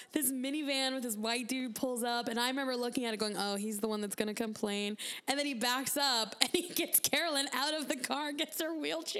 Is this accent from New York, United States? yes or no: no; Phoenix, Arizona, United States; Those are my hometown guys.